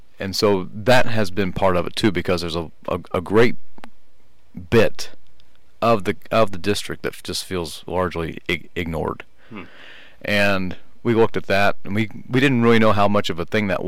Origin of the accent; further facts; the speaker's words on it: Midwest, United States; moved away as an adult; also born or lived in Rhode Island; now in Texas, United States; I grew up in the Midwest